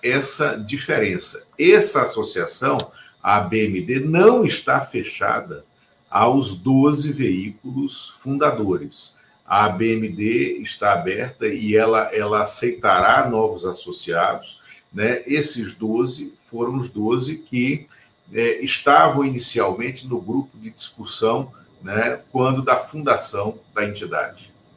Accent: Pernambuco, Brazil; que nasce em Pernambuco, como eu

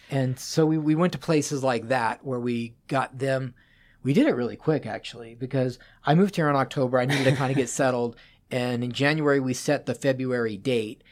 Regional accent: Las Vegas, Nevada, United States; also born or lived in Boulder, Colorado; now in Seattle, United States; I grew up in Las Vegas

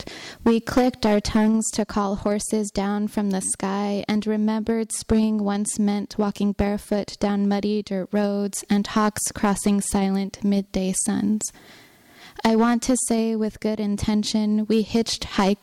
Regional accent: Gallup, New Mexico, United States; I'm from Gallup, New Mexico

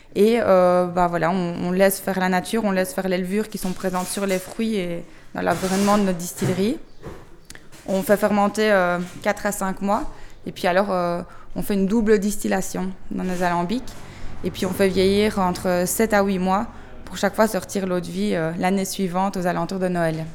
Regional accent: Belgium; on vient de Belgique

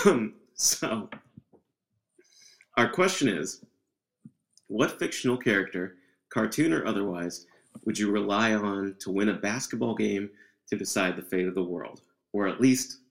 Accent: Tennessee, United States; the sort of weird half suburban, half rural Tennessee town I grew up

